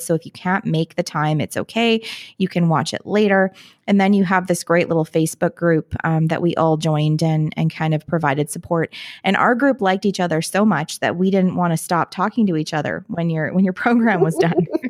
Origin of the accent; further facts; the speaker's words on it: Canada; I'm Canadian so we call ourselves lawyers